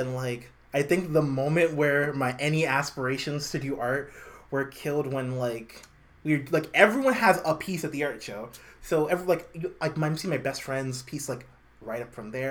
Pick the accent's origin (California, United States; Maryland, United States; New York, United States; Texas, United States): New York, United States; New York City; also born or lived in Harlem, New York / South Utica, New York; now in Utica, United States; born and raised in Brooklyn